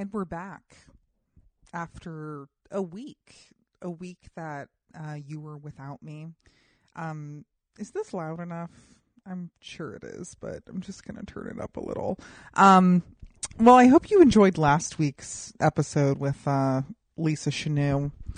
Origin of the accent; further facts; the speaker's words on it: Colorado, United States; I grew up in Colorado